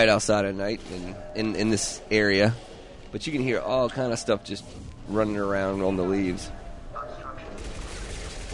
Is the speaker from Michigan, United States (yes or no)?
no; South Carolina, United States; now in Georgia, United States; My hometown in South Carolina